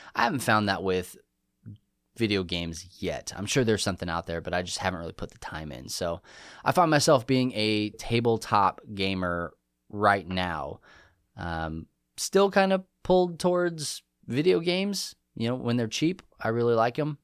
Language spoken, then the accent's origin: English; New Mexico, United States; also born or lived in England; now in Texas, United States; I'm from New Mexico